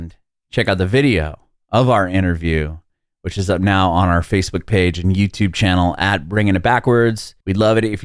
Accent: San Diego, California, United States; I'm from San Diego

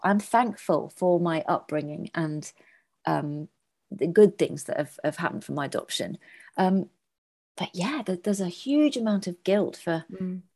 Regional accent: Birmingham, West Midlands, United Kingdom; also born or lived in Northampton; I was born in Northampton and brought up in the Midlands in Harborne in Birmingham.

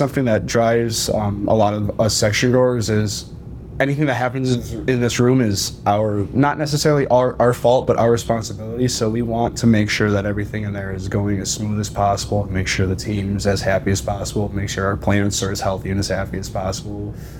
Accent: Painesville, Ohio, United States; I'm from Painesville

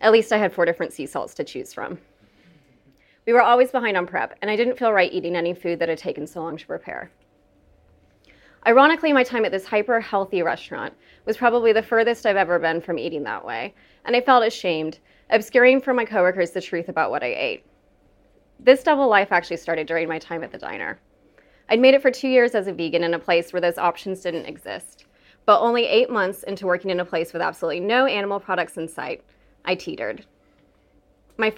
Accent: the Bible Belt, United States; also born or lived in West Texas / Oklahoma; I grew up in the Bible Belt

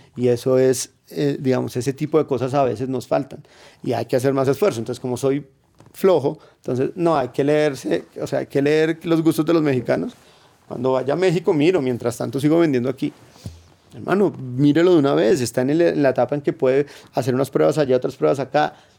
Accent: Colombia; como colombiano en general

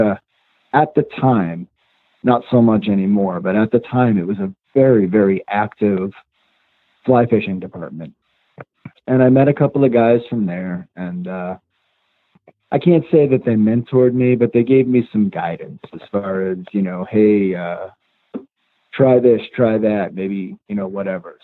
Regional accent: upstate New York, United States; also born or lived in Long Island; when we were growing up, we moved from from Long Island to uh, upstate New York, and one of the first places that we lived was way out in the country

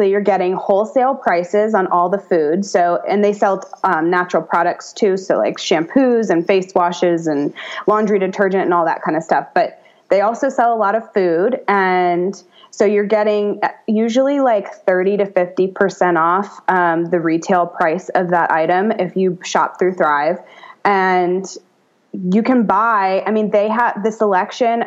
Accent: United States; I'm an American

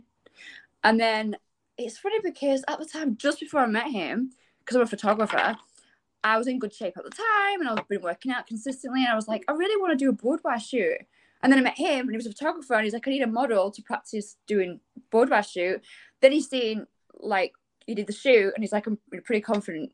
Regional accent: England, United Kingdom; moved away as an adult; I come from England and I've been here 10 years

